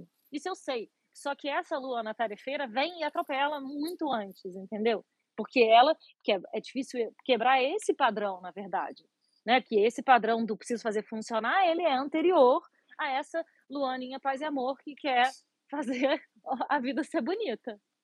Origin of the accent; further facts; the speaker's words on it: Rio de Janeiro, Brazil; moved away; Eu moro, moro morava no Rio, minha, sou carioca